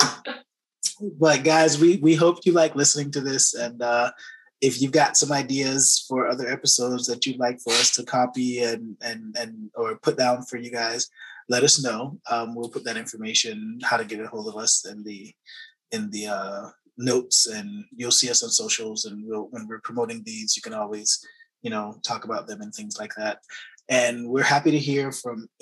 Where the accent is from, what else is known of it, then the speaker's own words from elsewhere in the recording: Florida, United States; I grew up in Florida